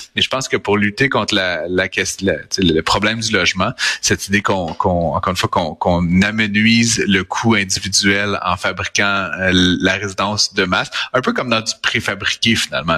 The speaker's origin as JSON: {"language": "French", "town": "Deschambault", "region": "Quebec", "country": "Canada", "tie": "born or raised there", "said": "Deschambault, dans mon dans mon village natal"}